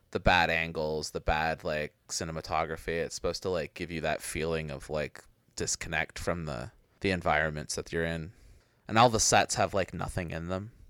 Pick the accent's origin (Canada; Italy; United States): Canada; Halifax, Nova Scotia; There was this video store in my hometown that was like this really it was in Halifax